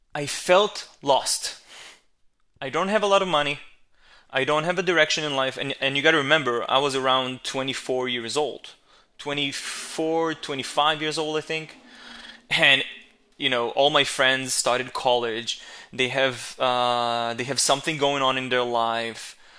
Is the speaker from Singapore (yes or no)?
no; Israel; English is a second language; my hometown, my home country, uh, which is Israel